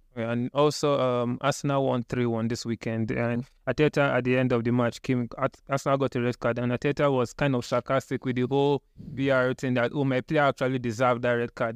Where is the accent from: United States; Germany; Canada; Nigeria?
Nigeria; as a Nigerian fan